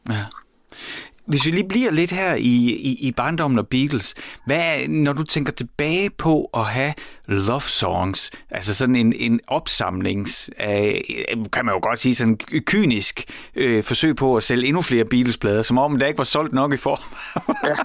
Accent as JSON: {"language": "Danish", "town": "Horsens", "region": "Central Denmark Region", "country": "Denmark", "tie": "born or raised there", "said": "jeg voksede op i Mimersgade i Horsens"}